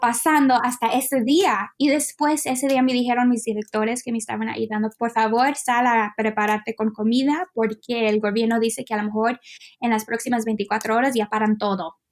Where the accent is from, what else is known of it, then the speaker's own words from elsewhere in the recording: United States; moved away as an adult; also born or lived in Mexico / China; yo como extranjera, como americana